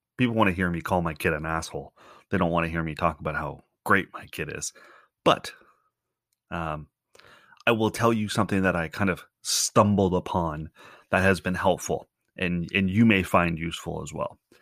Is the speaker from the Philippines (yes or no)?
no; Canada; also born or lived in Ontario; as a Canadian